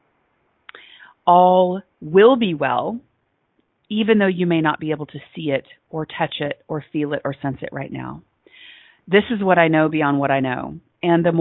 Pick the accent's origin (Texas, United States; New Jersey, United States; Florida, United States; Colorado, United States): Texas, United States; I am from Texas, I am in the South